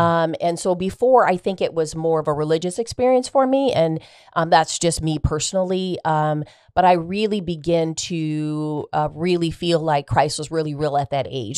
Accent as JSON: {"language": "English", "town": "Des Moines", "region": "Iowa", "country": "United States", "tie": "born or raised there", "also_born_or_lived": "Baltimore", "said": "I was um, actually born and raised in Des Moines, Iowa."}